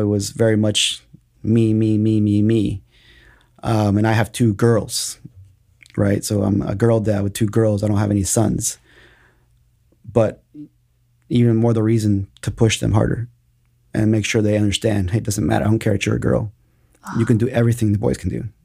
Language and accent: English; Austin, Texas, United States; also born or lived in Mexico; I've been in Austin since I was three years old